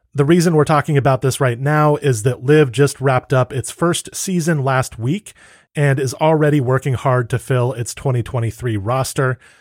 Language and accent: English; United States; I'm an American